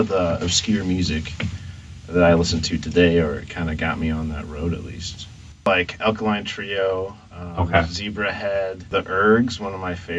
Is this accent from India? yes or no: no; Dubuque, Iowa, United States; also born or lived in Florida; I was actually born in Florida, and then I was raised part of my childhood in Dubuque, but I bounced around a little bit too, so.